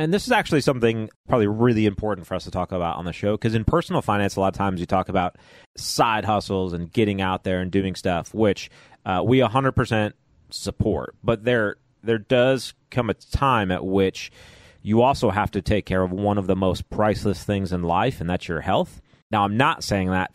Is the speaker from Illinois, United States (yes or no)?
yes; Chicago, Illinois, United States; I was born and raised in Chicago, so I do like a thicker, deeper sort of pizza.